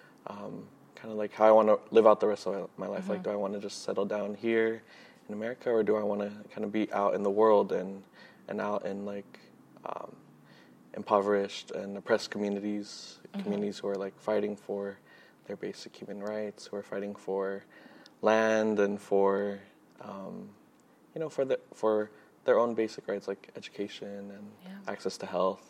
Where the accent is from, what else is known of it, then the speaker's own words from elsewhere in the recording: Glendale, California, United States; I grew up in Glendale, California